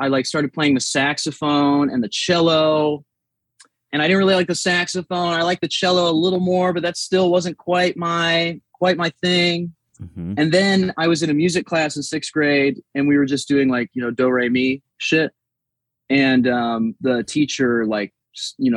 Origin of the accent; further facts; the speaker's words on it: South Dakota, United States; now in Little Rock, United States; I grew up in South Dakota